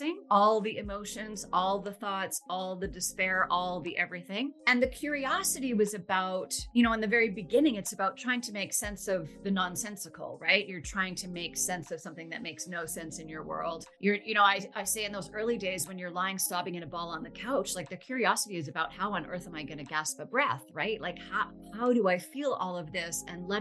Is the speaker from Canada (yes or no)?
yes; Vancouver, British Columbia, Canada; I'm from Vancouver, Canada, and I'm a grief educator